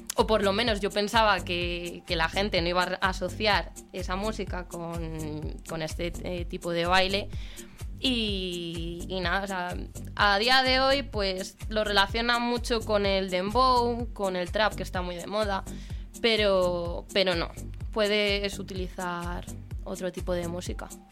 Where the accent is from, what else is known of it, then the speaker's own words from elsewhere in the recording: a village near Aranda de Duero, Castile and León, Spain; now in Madrid, Spain; mi pueblo está, está relativamente cerquita de allí